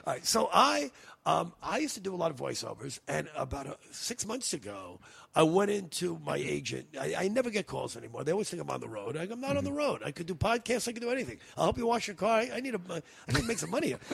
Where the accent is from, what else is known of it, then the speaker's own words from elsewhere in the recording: New York, United States; moved away; also born or lived in California; growing up in New York